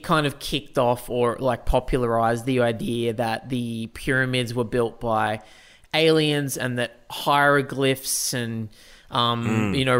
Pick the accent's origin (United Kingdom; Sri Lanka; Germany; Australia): Australia; Newcastle, New South Wales; Where I grew up in Newcastle, we were on the edge of the bush